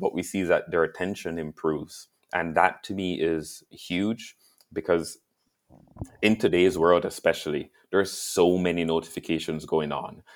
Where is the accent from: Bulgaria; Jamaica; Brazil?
Jamaica; now in Canada; I grew up in Jamaica